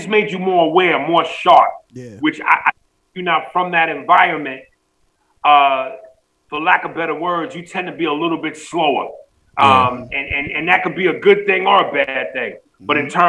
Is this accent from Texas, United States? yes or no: no; New York, United States; now in Los Angeles, United States; Yeah, like I said, I'm a New Yorker at heart, but I'm an LA dude, man.